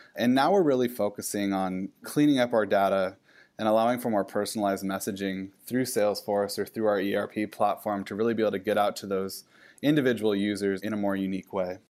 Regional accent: Pacific Northwest, United States; I grew up in the Pacific Northwest

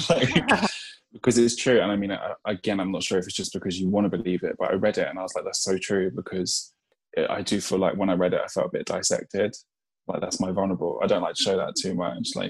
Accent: London, United Kingdom; I'm from Eltham in Southeast London

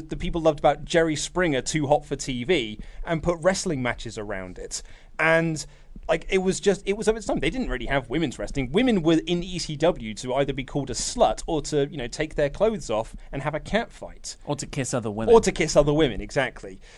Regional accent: Germany; Because it might just be a cultural thing since I'm from Germany, and you know we have a bit of history when it comes to that kind of stuff.

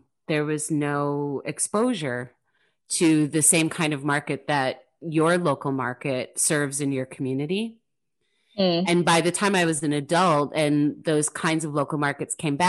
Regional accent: United States; I grew up in the United States with giant supermarkets

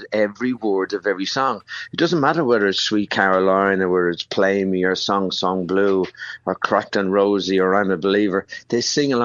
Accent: Ireland; moved away; back home to my home country

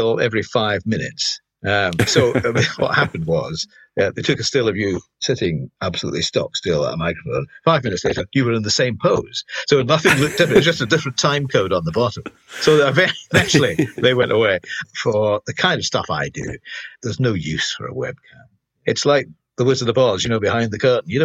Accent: Glasgow, Scotland, United Kingdom; being Scottish and being Glasgow

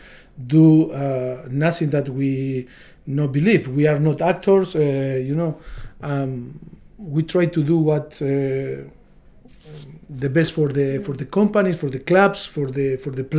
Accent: Argentina; now in United Kingdom; me from Argentina

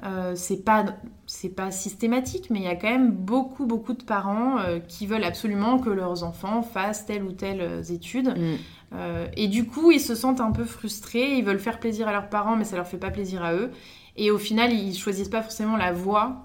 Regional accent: France; also born or lived in Stockholm, Sweden; je suis née à Stockholm. Je suis arrivée en France quand j'avais 3 ans

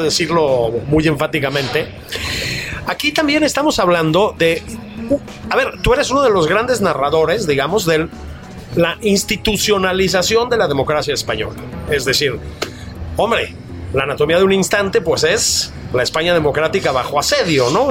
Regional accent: Mexico; hijos del exilio, nietos del exilio español, que nacimos en México

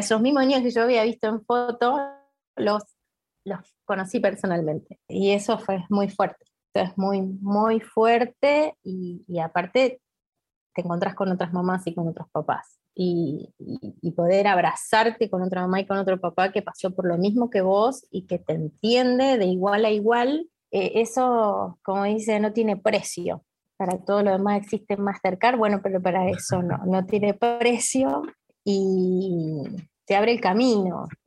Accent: Argentina; acá en mi país

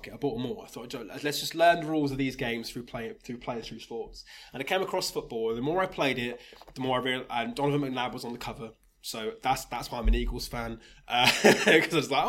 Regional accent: Rugby, West Midlands, United Kingdom; Now I, I was born in Rugby went to school in Rugby

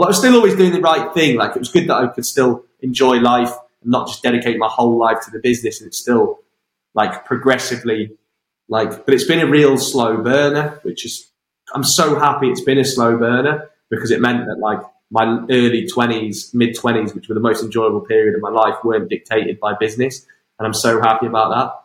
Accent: five miles outside Wem, Shropshire, West Midlands, United Kingdom; which is my home, just five miles outside my hometown

